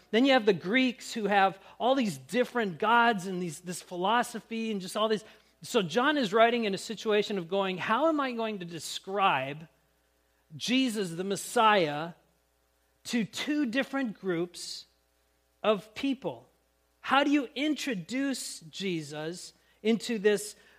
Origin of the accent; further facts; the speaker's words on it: Grand Forks, North Dakota, United States; when I was growing up in Grand Forks